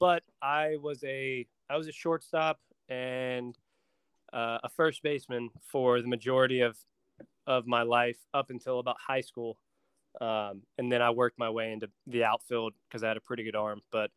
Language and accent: English; Dallas, North Carolina, United States; also born or lived in Greenville, South Carolina; I was born in Greenville, South Carolina. I was born there, lived there for about 2 months, and then I grew up in Dallas, North Carolina